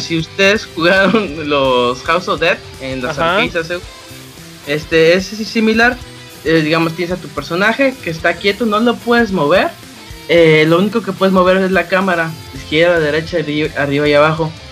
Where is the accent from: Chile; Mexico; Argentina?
Mexico; Veracruz; Nací en Veracruz